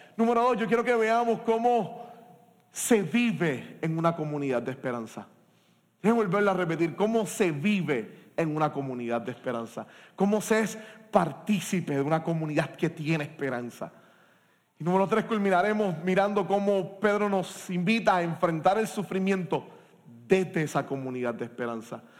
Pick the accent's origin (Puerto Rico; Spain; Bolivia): Puerto Rico; como puertorriqueños y puertorriqueñas en nuestro país